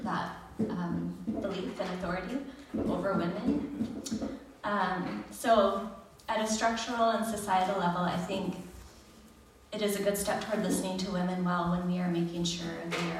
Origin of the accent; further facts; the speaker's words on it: United States; I was raised in the United States